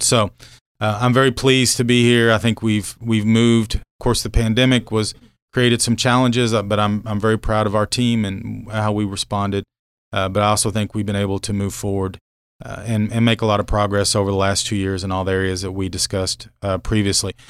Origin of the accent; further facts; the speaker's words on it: Norman, Oklahoma, United States; moved away as an adult; also born or lived in Grandfield, Oklahoma / Lincoln, Nebraska / Abilene, Texas / McAlester, Oklahoma; now in Manhattan, United States; I'm originally from Oklahoma, grew up Norman